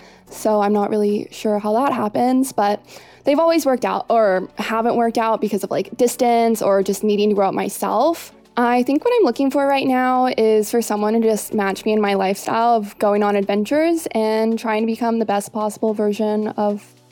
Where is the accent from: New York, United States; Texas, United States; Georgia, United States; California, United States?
Georgia, United States; Atlanta; moved away; I'm 21. I'm originally from Atlanta, Georgia.